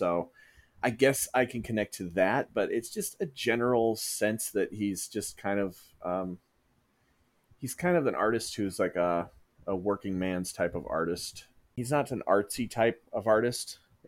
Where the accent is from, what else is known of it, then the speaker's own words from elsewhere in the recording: Dell Rapids, South Dakota, United States; also born or lived in Sioux Falls, South Dakota / Pierre, South Dakota; I originally grew up in a small town about 20 miles north of here called Del Rapids. Lived in South Dakota pretty much my entire life. I've never lived outside of the state.